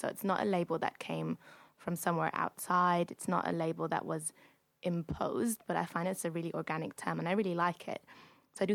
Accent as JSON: {"language": "English", "region": "Berlin", "country": "Germany", "moved": "yes", "lives_now": "London, United Kingdom", "said": "with a group of Germans, and we were all German, we were all speaking German. And one guy came up to me and he was like, oh, where are you from? And I was like, oh, Berlin."}